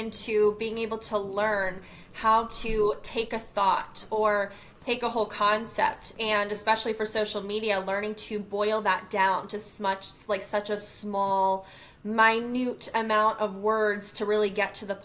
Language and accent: English; Charleston, South Carolina, United States; born or raised there; moved away as an adult; now in Atlanta, United States